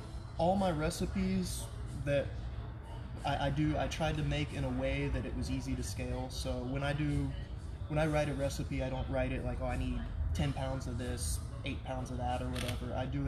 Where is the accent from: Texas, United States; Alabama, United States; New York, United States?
Texas, United States; Houston; also born or lived in Oklahoma; No, I'm born and raised in Houston.